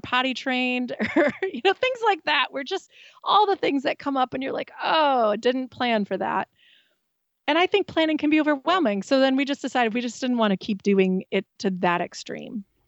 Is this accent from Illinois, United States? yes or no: no; Wisconsin, United States; We're from Wisconsin